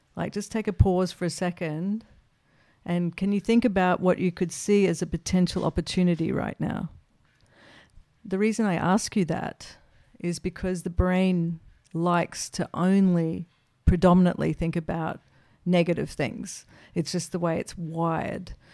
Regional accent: Australia; as an Australian

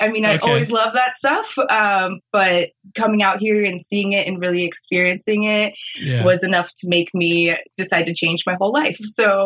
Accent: Reno, Nevada, United States; moved away as an adult; now in Maui, United States; I grew up in Reno. There's not much ocean around.

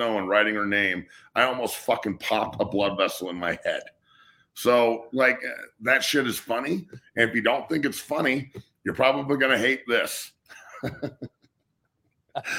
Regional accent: United States; I'm from the United States

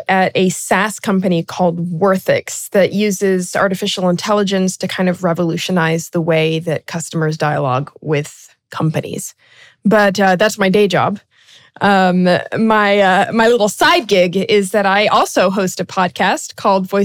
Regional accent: Brazil; I'm actually an expat kid. I was born and raised in South America in Brazil.

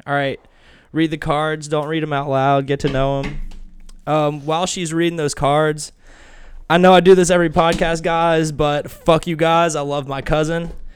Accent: Kentucky, United States; also born or lived in Tennessee; we moved from Tennessee to Kentucky

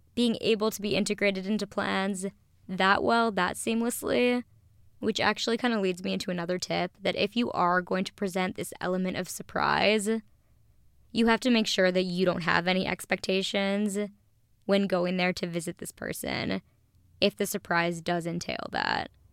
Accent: Minneapolis, Minnesota, United States; now in Los Angeles, United States; my hometown, Minnesota

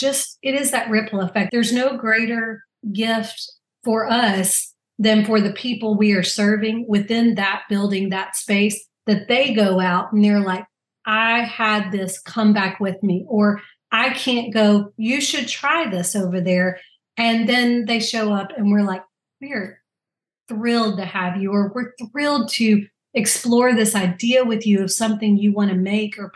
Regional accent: Louisiana, United States; I'm from Louisiana

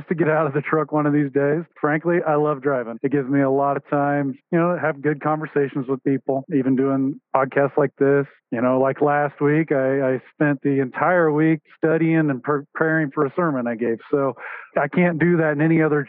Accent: Wichita, Kansas, United States; So I was born and raised in the Wichita, Kansas area. Been there my whole life

